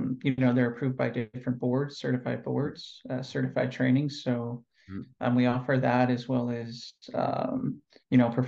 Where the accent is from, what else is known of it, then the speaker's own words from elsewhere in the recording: California, United States; moved away as an adult; now in Athens, Greece; currently I'm living in Athens, Greece. I'm originally from California.